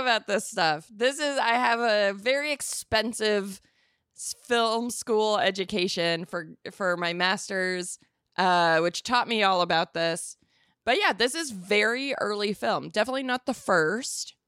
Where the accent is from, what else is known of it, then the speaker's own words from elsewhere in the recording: Arizona, United States; I'm from Arizona